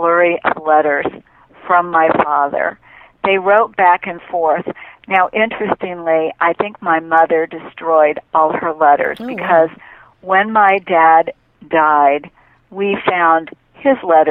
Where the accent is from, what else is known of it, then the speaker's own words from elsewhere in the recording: Memphis, Tennessee, United States; I grew up in Memphis, Tennessee